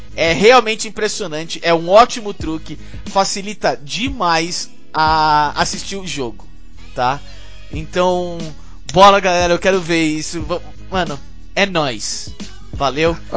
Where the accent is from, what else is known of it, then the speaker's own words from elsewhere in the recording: Brazil; eu sou brasileiro